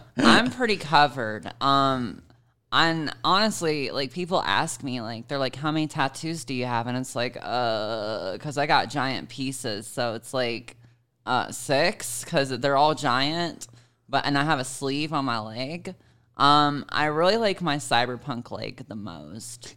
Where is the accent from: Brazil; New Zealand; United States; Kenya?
United States; Savannah, Georgia; moved away; my hometown is Savannah, Georgia